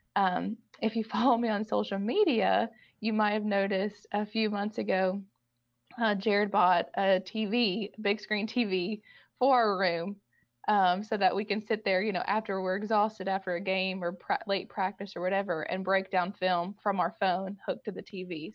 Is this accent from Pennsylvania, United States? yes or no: no; Owenton, Kentucky, United States; We were both born and raised in Owenton, and I cannot believe I ended back in Owen County